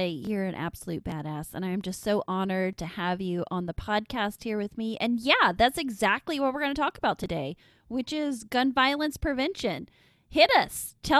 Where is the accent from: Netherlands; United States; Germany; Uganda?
United States; Midwest; I grew up here in the Midwest, so it's like everybody and their dog has a gun.